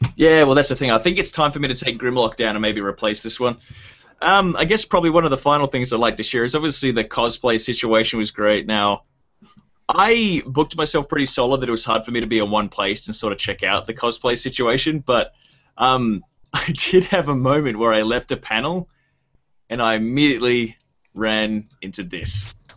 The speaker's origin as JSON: {"language": "English", "region": "Tasmania", "country": "Australia", "said": "I'm from Tasmania"}